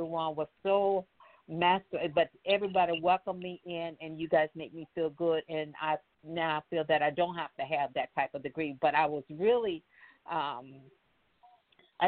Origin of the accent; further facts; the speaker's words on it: Mississippi, United States; moved away; I came from Mississippi, and we did not have no black or nothing in the books. We had hand-me-downs, and the books that we did have, half the pages was tore out.